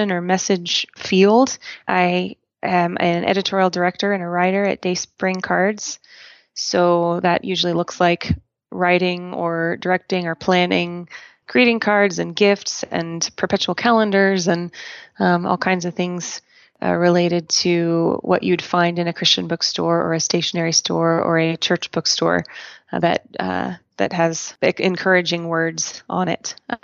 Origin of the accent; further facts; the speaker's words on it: Portland, Oregon, United States; now in Colorado, United States; I am an Oregonian, proud of it, born and raised in Portland, Oregon